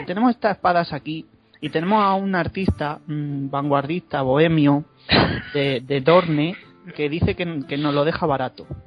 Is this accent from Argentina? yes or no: no; Segovia, Castile and León, Spain; Yo soy de Segovia o estoy viviendo en Segovia